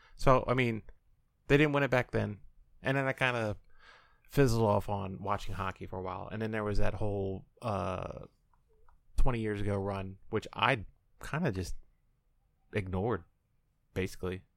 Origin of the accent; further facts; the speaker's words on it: Illinois, United States; I'm from Illinois.